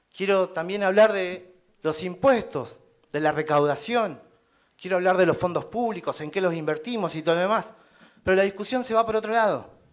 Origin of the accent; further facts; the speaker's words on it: Tolhuin, Tierra del Fuego, Argentina; Soy un ciudadano de Tolwin